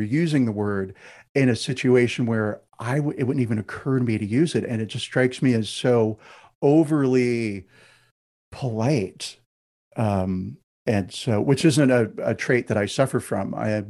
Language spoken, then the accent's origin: English; United States; Half of my family is British. My in-laws are Scottish. And one of the things that I notice as an American when I go to Britain